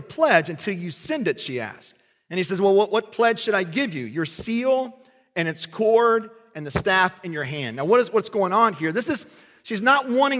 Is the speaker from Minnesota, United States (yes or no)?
no; Kentucky, United States; I grew up in Kentucky